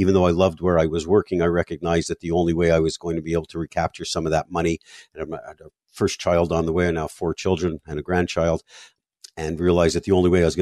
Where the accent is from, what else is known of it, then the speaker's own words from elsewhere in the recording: Montreal, Quebec, Canada; moved away as an adult; now in South Florida, United States; I grew up in Montreal, spent 35 years there before relocating to South Florida